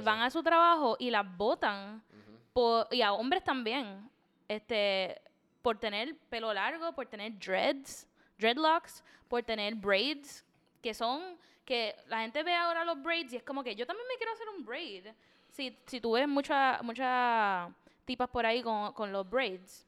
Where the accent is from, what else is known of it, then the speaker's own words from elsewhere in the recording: Puerto Rico; desde chiquito, te sientan y te dicen, los puertorriqueños somos tres razas